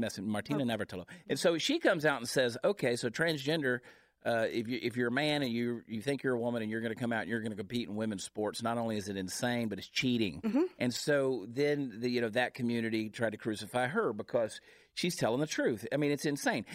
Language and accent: English; Augusta, Georgia, United States; CJ and I are from the same hometown in Augusta, Georgia